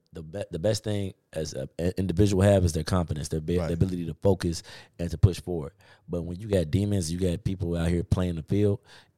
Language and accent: English; Chicago, Illinois, United States; I'm from Chicago.